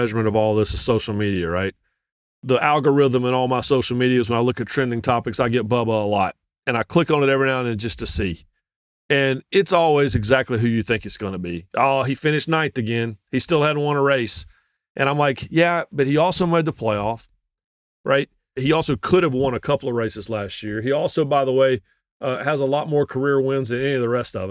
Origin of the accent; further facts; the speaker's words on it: Eastern North Carolina, United States; I grew up in Eastern North Carolina, like Michael did